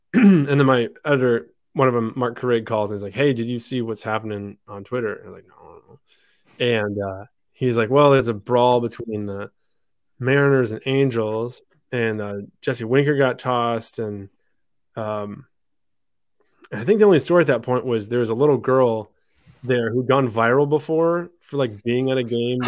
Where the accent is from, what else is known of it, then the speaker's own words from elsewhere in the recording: France; born there; I was born in France, but I don't speak it great. I spoke English at home when I was living in France